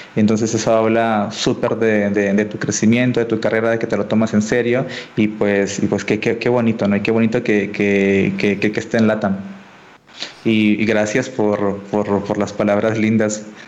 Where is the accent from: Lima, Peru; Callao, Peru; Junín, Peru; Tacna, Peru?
Tacna, Peru; yo soy peruano eh, y estudié en, eh, y no soy de la capital, sino de una ciudad muy chiquita al sur de Perú, en frontera con Chile, que se llama Tacna